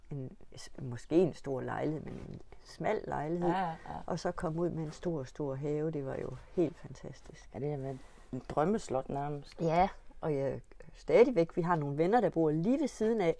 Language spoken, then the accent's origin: Danish; Stensballe, Central Denmark Region, Denmark; min barndom er foregået i Stensballe, eller på Hesteryg, mm. på Nørmarksgården ved Lund.